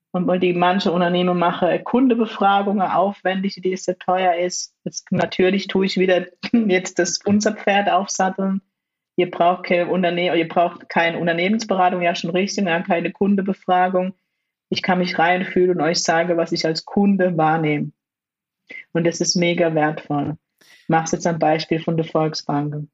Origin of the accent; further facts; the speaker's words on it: Germany; sind beide in Deutschland geboren und groß geworden